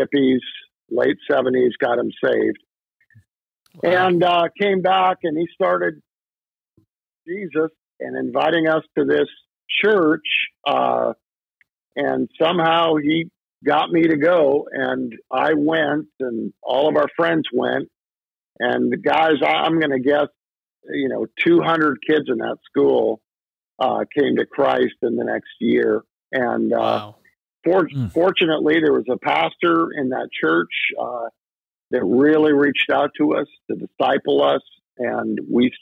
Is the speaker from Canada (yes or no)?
yes; Canada; I kind of went with my family to a very traditional church growing up in Canada